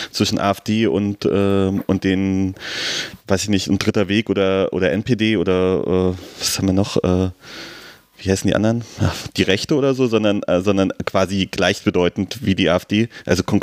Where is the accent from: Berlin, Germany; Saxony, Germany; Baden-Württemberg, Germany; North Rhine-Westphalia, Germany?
Berlin, Germany; Aber als Berliner weiß man nicht.